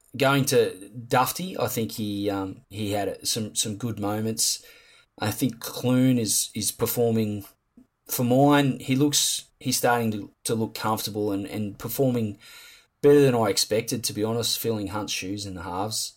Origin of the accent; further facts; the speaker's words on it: Campbelltown, New South Wales, Australia; I am from Campbelltown